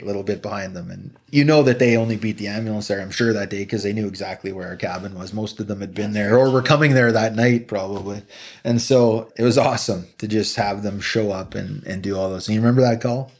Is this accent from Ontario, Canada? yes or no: no; Slave Lake, Alberta, Canada; Slight Lake Alberta.